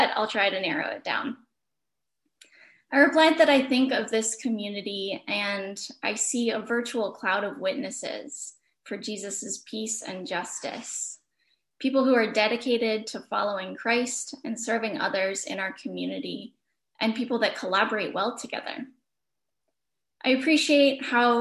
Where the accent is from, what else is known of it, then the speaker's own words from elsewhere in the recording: East Petersburg, Pennsylvania, United States; I grew up in the Mennonite Church at East Petersburg Mennonite Church in East Petersburg